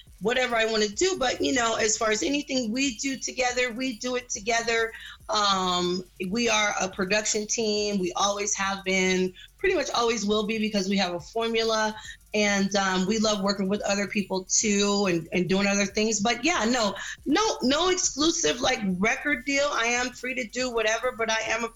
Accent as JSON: {"language": "English", "town": "Los Angeles", "region": "California", "country": "United States", "tie": "born or raised there", "said": "I am from Los Angeles, the West Coast, born and raised and bred."}